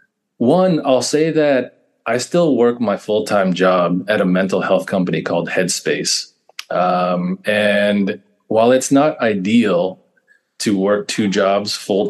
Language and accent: English; East Bay, California, United States; we were both born and raised in the East Bay, basically on either side of Oakland.